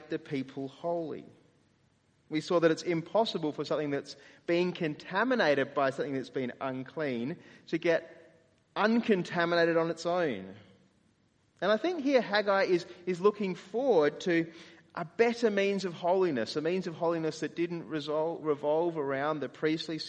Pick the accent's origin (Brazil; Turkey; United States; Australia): Australia; as Australian evangelicals